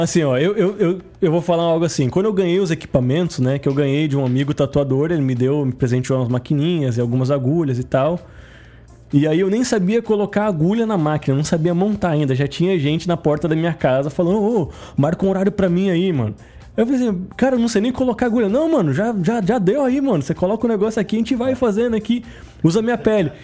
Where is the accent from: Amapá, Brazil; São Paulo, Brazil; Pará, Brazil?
São Paulo, Brazil; Santos; eu venho da cidade que é a origem da tatuagem no Brasil, eu sou de Santos